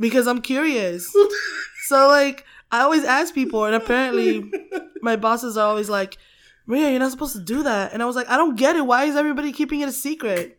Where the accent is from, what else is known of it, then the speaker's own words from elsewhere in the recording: Philippines; moved away; I grew up in the Philippines, um, in, like, a very, very, very small village